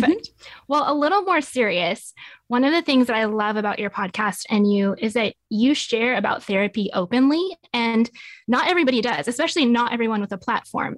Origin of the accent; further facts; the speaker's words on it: Nevada, United States; moved away as an adult; now in Tulsa, United States; So, I grew up in Nevada and moved out to Tulsa about twelve years ago